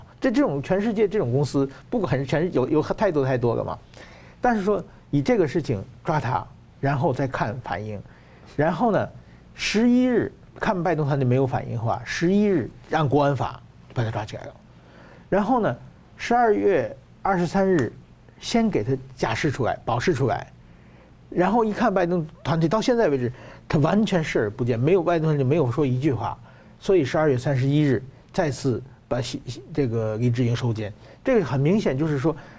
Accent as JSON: {"language": "Chinese", "country": "Hong Kong", "said": "要反送中嘛，就是我们香港人不愿意在中国国内可能是接受审判的"}